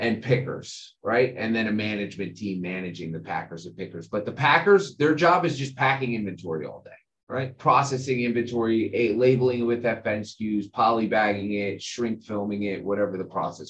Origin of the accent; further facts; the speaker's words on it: New Jersey, United States; I grew up in New Jersey, born and raised